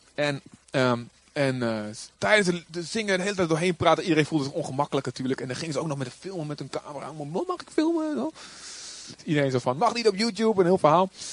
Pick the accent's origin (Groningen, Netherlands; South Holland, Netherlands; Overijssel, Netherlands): Overijssel, Netherlands; Boskamp; moved away; ik kom natuurlijk ook uit Boskamp